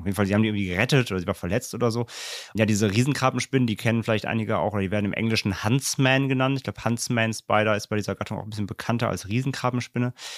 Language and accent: German; Germany; wir als Deutsche